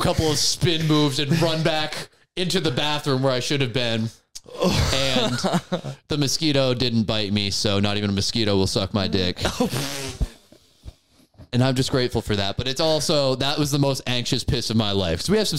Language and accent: English; Newport, Rhode Island, United States; I'm from Newport, but Rhode Island in general, it's all one place.